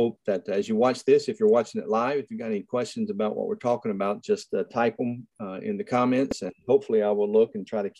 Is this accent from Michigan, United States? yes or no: no; Nashville, Tennessee, United States; also born or lived in Franklin, Tennessee; I was born and raised in Nashville